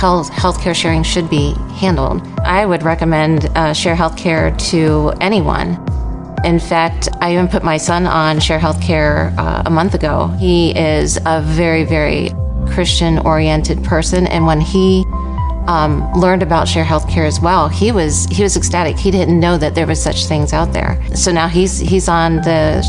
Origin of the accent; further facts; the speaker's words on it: United States; I was born and raised in Amish country